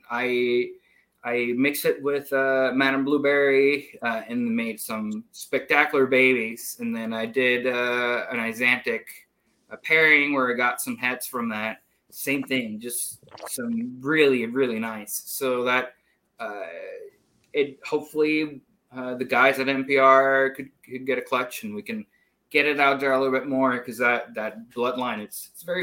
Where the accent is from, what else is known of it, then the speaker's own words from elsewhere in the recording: Puerto Rico; moved away as an adult; also born or lived in Iowa; now in United States; I grew up in Puerto Rico. Uh, and for college, I moved to Iowa State